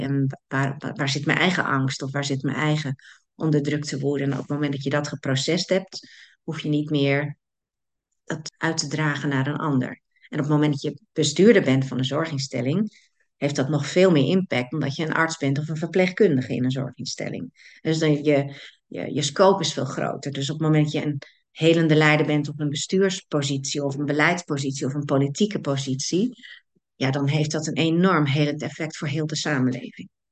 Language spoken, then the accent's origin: Dutch; Netherlands; wij als Nederlanders